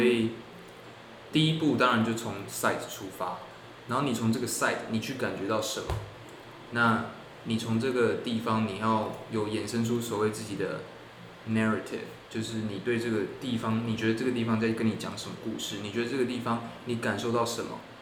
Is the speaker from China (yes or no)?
no; Tainan, Taiwan; moved away as an adult; now in Hong Kong; 我高中在台南念书